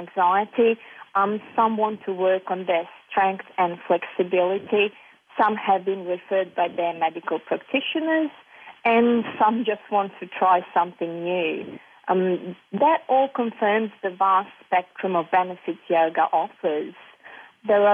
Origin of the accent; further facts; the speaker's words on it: Serbia; moved away; I was born and raised in Serbia and still have strong ties to the place through family and property.